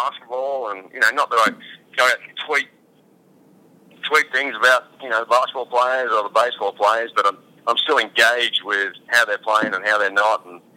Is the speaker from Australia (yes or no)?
yes; Australia; I'm Australian